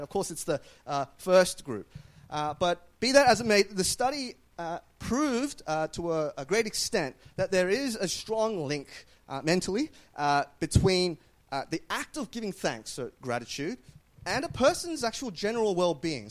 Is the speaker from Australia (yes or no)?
yes; Australia